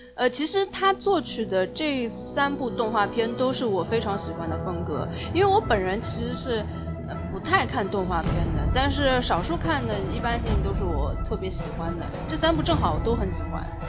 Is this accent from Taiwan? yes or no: no; China; 我们中国人